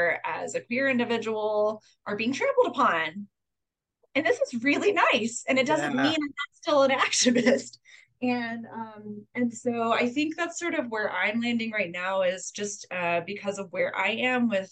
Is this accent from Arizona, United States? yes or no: no; North Carolina, United States; moved away as an adult; also born or lived in Texas; I grew up in North Carolina, and then I lived in Texas for 10 years